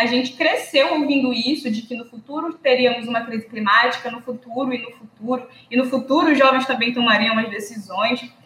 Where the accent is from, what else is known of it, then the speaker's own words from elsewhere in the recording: Amapá, Brazil; also born or lived in Pará; do Amapá também, do lugar onde eu moro, do lugar onde eu me criei